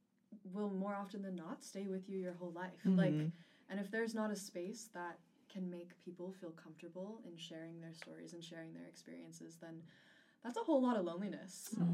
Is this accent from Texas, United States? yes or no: no; New York area, United States; moved away; I'm originally from the New York area.